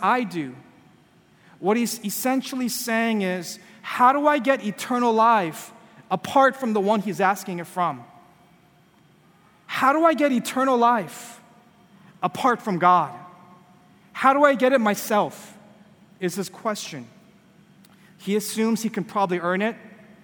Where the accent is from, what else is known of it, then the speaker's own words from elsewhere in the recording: California, United States; moved away; I'm from California, and I grew up, you know, when I was a kid